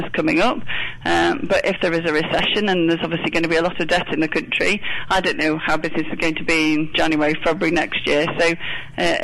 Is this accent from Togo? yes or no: no; United Kingdom; as British business people